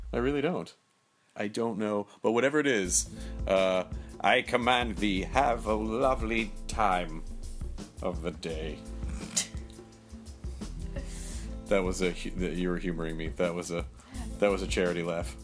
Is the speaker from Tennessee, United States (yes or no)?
yes; Memphis, Tennessee, United States; I grew up in Memphis